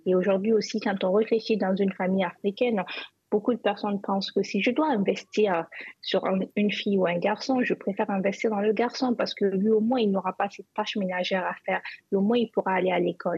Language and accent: French; Zinder, Zinder Region, Niger; moved away; j'ai grandi à Zinder.